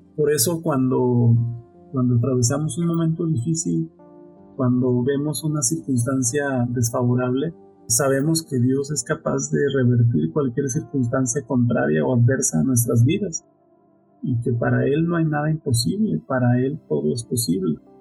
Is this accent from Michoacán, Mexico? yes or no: yes; Nueva Italia, Michoacán, Mexico; Mi familia, pues somos originarios de Michoacán, Nueva Italia, Michoacán